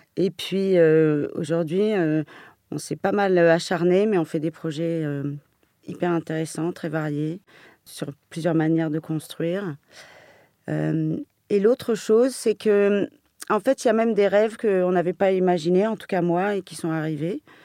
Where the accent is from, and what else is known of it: Paris, Île-de-France, France; born or raised there